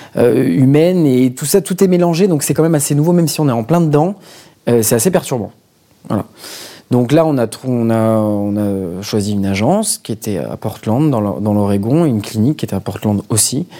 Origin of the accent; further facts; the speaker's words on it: Marseille, Provence-Alpes-Côte d'Azur, France; moved away as an adult; now in Paris, France; je viens de Marseille et je vis à Paris depuis 6 ans